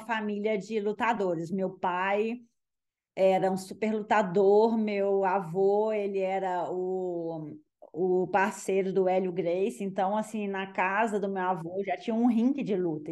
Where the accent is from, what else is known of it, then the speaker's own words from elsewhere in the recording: Belo Horizonte, Minas Gerais, Brazil; moved away as an adult; also born or lived in French Alps, France; now in France; eu sou mineira, eu sou de Belo Horizonte, então é, eu moro hoje na França, nos Alpes franceses